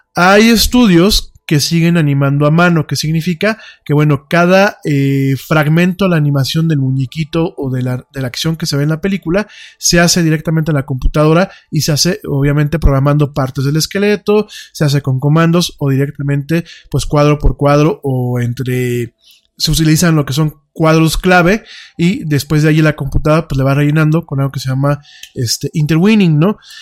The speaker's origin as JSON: {"language": "Spanish", "country": "Mexico"}